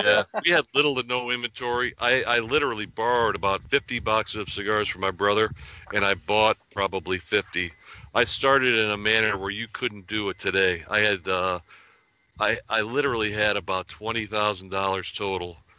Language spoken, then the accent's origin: English; Hartford, Connecticut, United States; moved away as an adult; also born or lived in Bloomfield, Connecticut; now in New Hampshire, United States; we grew up in Hartford, Connecticut, and uh, most of my family stayed in Connecticut.